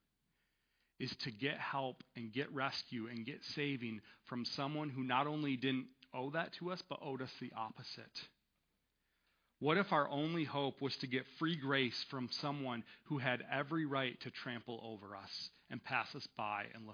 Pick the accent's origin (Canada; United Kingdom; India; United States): United States; as Western American Christians